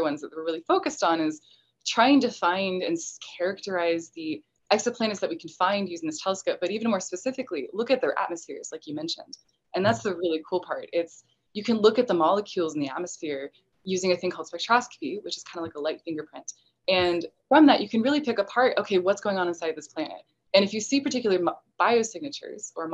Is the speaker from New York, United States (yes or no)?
no; Texas, United States; I'm from Texas